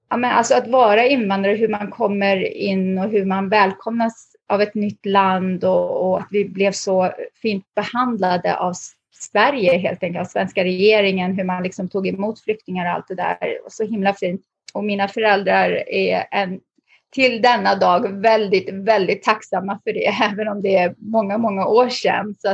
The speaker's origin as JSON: {"language": "Swedish", "country": "Lebanon", "tie": "born there", "said": "när jag föddes så föddes jag faktiskt mitt bland bomber."}